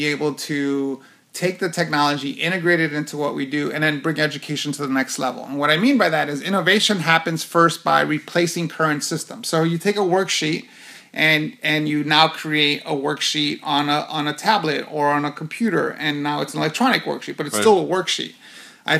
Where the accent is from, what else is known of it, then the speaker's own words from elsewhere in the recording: New York City, New York, United States; now in Phoenix, United States; I was born and raised in Hell's Kitchen, New York